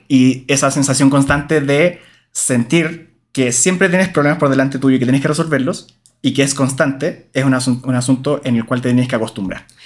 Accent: Valparaíso, Chile; en Valparaíso, mi ciudad natal

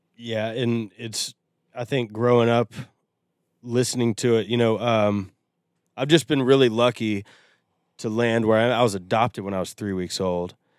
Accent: Nashville, Tennessee, United States; I grew up in Nashville.

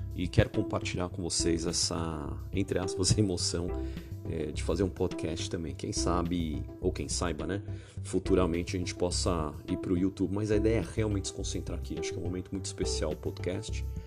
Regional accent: São Paulo, Brazil; sou de São Paulo, capital

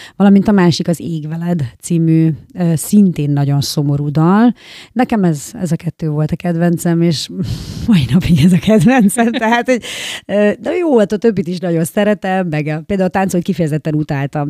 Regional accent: Hajdúnánás, Hajdú-Bihar, Hungary; also born or lived in Debrecen; Hajdunánáson nőttem fel

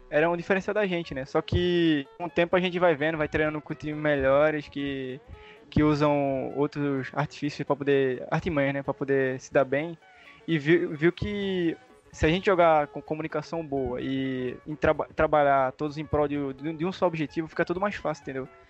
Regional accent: Pernambuco, Brazil; Eu sou de Pernambuco, eu moro perto de Recife aqui

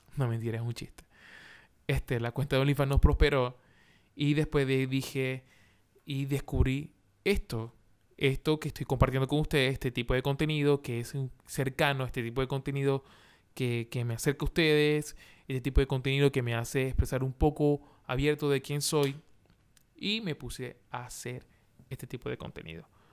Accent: Maracaibo, Zulia, Venezuela; moved away as an adult; now in Santiago, Chile; soy venezolano de Maracaibo, de Maracaibo, de donde nace el sol. Allá, de allá soy yo.

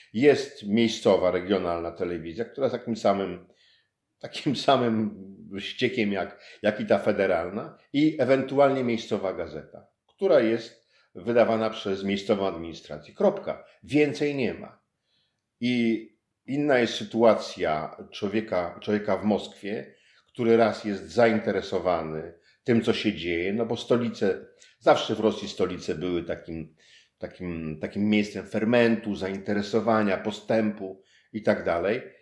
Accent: former East Prussia, Warmian-Masurian Voivodeship, Poland; ja jestem w Olsztynie. Wychowywałem się w byłych Prusach Wschodnich

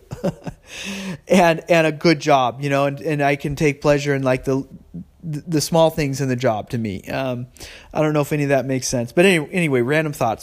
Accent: California, United States; I'm a Californian and I'm a, you know, I live in San Jose

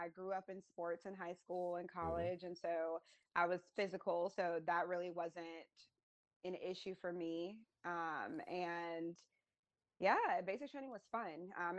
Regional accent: Virginia, United States; I'm originally from Virginia, but I have been to so many different states through the military and a few different countries.

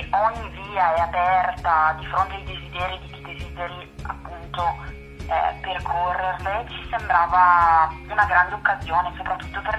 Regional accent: Nuvolera, Lombardy, Italy; now in Brescia, Italy; Io sono di Nuvolera, ma in questo momento vivo a Brescia.

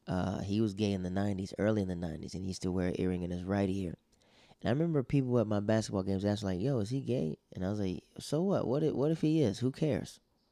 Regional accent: Netherlands; We grew up in the Netherlands together, and she was more my baby sister, my sister Candace's friend.

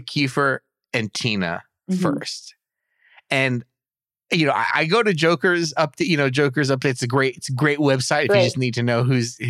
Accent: Alberta, Canada; I'm from Alberta. This is my goat.

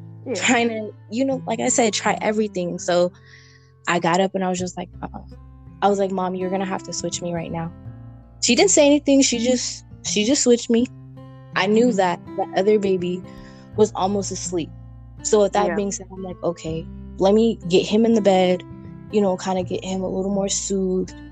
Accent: California, United States; I'm from California.

